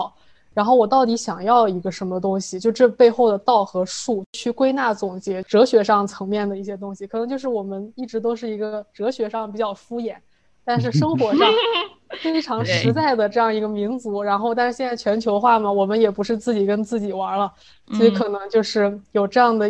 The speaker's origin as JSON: {"language": "Chinese", "country": "China", "said": "因为我们中国人还有中国文化这五千年就发展的很很好"}